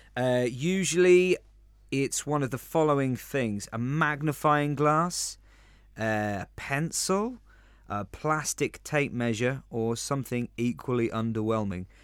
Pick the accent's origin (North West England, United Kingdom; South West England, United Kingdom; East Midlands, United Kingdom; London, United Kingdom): London, United Kingdom; now in Spain; I am from London, or the Big Smoke